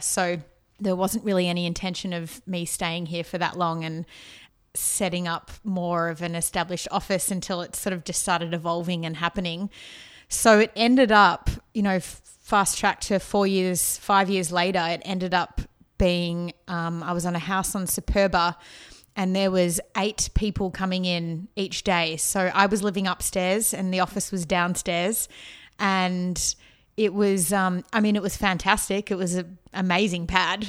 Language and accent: English; Melbourne, Victoria, Australia; now in Los Angeles, United States; I grew up in the outskirts of Melbourne in a place called Eltham